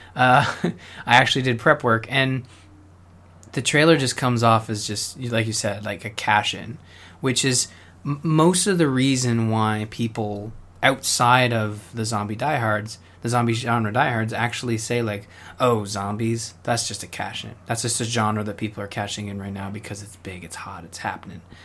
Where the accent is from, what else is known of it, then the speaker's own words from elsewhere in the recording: Canada; I'm Canadian